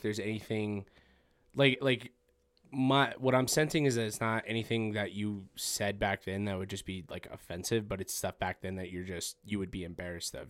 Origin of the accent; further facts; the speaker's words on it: Farmington, New Mexico, United States; I'm from Farmington as well